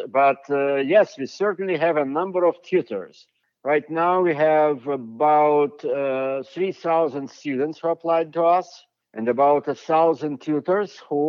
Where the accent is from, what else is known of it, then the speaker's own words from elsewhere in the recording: United States; I am an American professor for the last 30 years